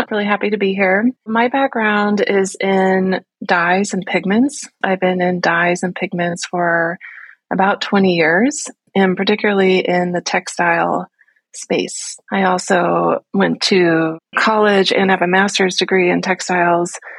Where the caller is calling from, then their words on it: Las Vegas, Nevada, United States; I'm coming in from Las Vegas today.